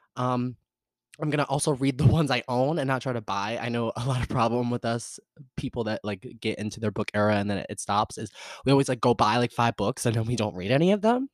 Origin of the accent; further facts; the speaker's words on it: the South, United States; I'm from the South